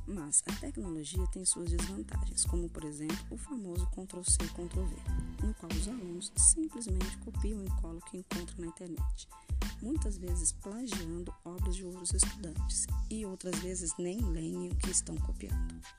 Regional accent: Guarulhos, São Paulo, Brazil; moved away as an adult; also born or lived in interior of Minas Gerais; now in Minas Gerais, Brazil; UNG, que é uma faculdade de Guarulhos, que é a minha cidade

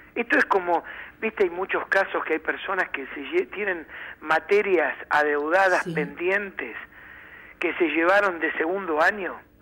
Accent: Argentina; como buenos argentinos

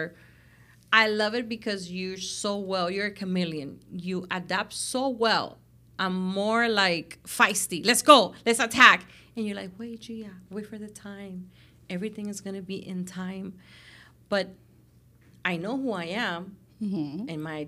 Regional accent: Cuba; I know you come from, you know, where we come from Cuba and our backgrounds and where you are now

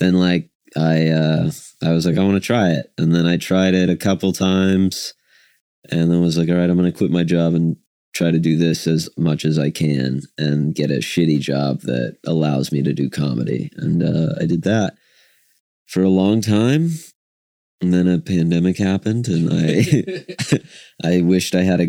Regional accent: Woodward, Oklahoma, United States; also born or lived in Oregon; now in Oklahoma City, United States; I grew up in Woodward, Oklahoma

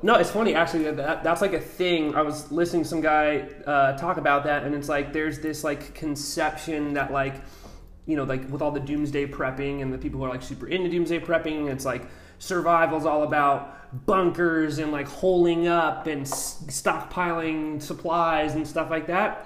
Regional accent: Albuquerque, New Mexico, United States; also born or lived in Oregon / New Zealand; now in San Diego, United States; I'm originally from New Mexico. Uh, grew up kind of on the mountains in Albuquerque.

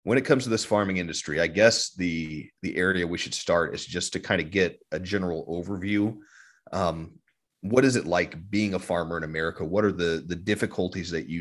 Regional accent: Ogallala Aquifer area, Great Plains, United States; Matthew and I grew up around the Ogallala Aquifer

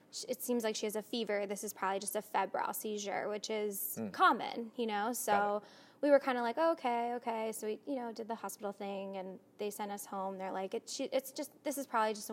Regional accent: Bucks County, Pennsylvania, United States; also born or lived in Atlanta; I grew up in Bucks County, about 30 minutes from here

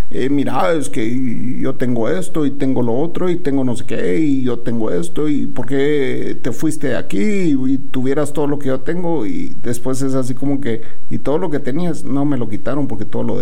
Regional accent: Puerto Rico; Bueno, nosotros por default, eh, de, todo, yo creo que el resto del mundo piensa que por default el puertorriqueño tiene que, ya tiene que ser bilingüe, ya nacen bilingües, ¿verdad?

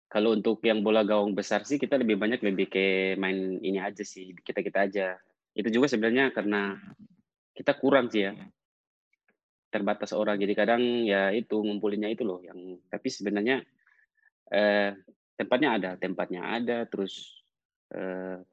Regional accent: Ternate, North Maluku, Indonesia; Saya aslinya Ternate.

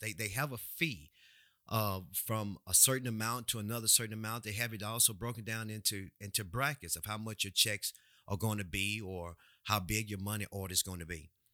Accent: United States; we as American people

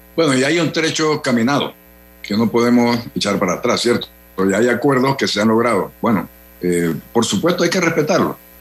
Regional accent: Panama

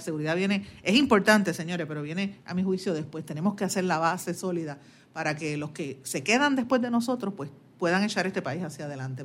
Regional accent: Guaynabo, Puerto Rico; yo soy de Guaynabo, natural de, de, de Guaynabo

